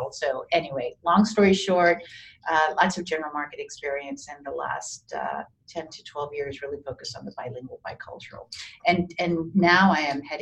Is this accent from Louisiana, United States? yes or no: yes; New Orleans, Louisiana, United States; also born or lived in Miami; I was born in Miami, but raised in New Orleans in the 60s